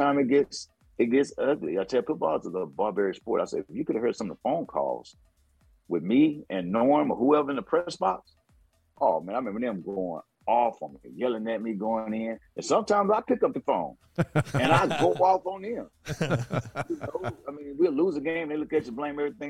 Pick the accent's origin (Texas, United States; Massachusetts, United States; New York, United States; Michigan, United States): Texas, United States; Waco; I'm from Waco, Texas